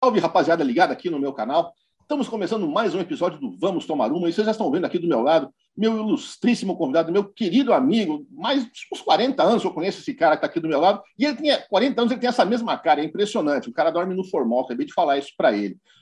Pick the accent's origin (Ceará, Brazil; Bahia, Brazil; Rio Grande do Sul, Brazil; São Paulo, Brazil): São Paulo, Brazil; eu sou paulistano